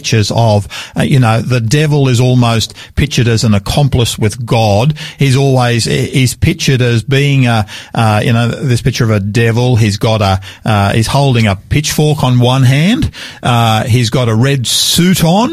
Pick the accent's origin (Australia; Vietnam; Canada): Australia; Sydney, New South Wales; I grew up in Sydney